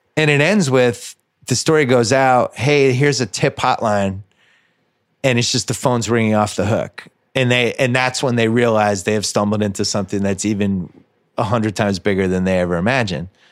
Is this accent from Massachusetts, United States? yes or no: yes; Massachusetts, United States; I grew up in Massachusetts and I, I knew, and then I went to college there and I lived there after